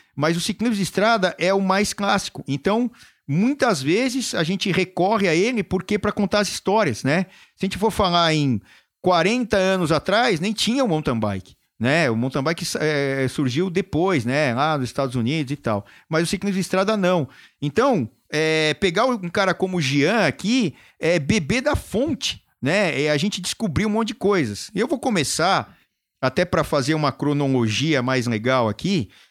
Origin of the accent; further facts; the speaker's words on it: São Paulo, Brazil; eu sou aqui de São Paulo também